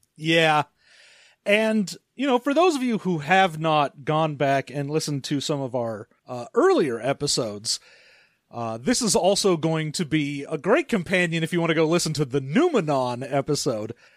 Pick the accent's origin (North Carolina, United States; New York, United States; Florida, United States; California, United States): California, United States; as a Californian